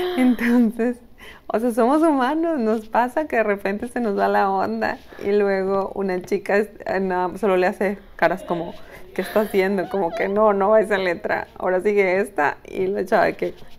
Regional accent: Mexico; Somos mexicanos

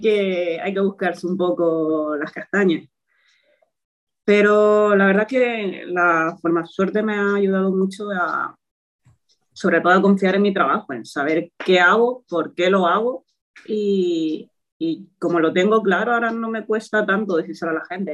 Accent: Toledo, Castilla-La Mancha, Spain; moved away as an adult; now in Gran Canaria, Spain; soy de Toledo, estudié allí en la UCLM y bueno, actualmente vivo en Gran Canaria desde hace 5 años

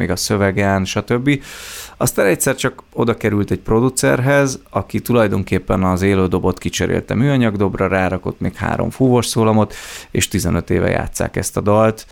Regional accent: Herend, Veszprém County, Hungary; Egy pici településről származom, Herendnek hívják

